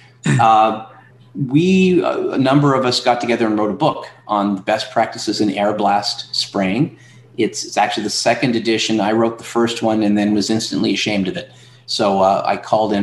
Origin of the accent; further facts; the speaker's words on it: Atlantic Canada, Canada; now in Ontario, Canada; I'm from Atlantic Canada, and they made me move to Ontario